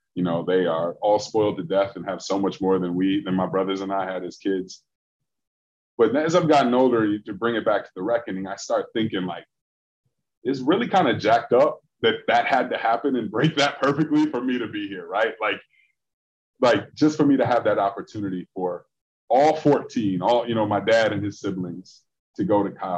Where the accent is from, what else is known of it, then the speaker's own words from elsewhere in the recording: Michigan, United States; now in Chicago, United States; where I grew up in Michigan